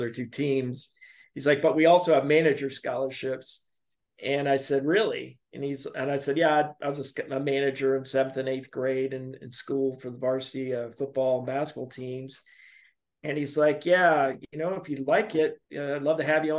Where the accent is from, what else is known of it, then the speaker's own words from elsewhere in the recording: Robertsdale, Alabama, United States; I was born and raised in Alabama. My hometown is Robertsdale, Alabama